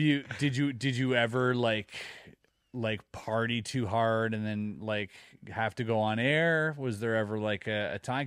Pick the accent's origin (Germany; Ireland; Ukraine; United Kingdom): Germany; now in Quebec, Canada; growing up in Germany